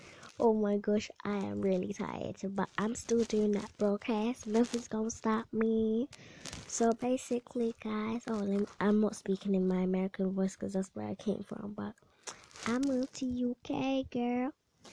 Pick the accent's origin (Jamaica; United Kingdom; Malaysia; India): Jamaica; Not even I'm eating the Bounty, and I think I'm from Jamaica.